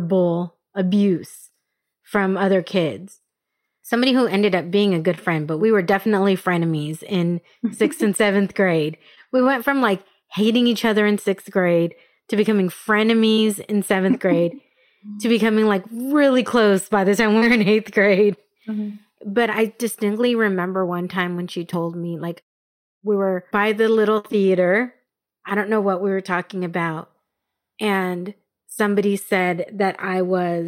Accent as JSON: {"language": "English", "town": "Escondido", "region": "California", "country": "United States", "tie": "born or raised there", "also_born_or_lived": "Albuquerque", "said": "I grew up in Escondido, which is North County, San Diego"}